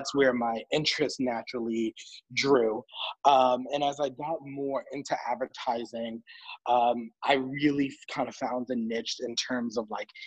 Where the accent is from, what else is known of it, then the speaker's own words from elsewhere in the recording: New York, United States; I'm a kid from the Bronx, from New York.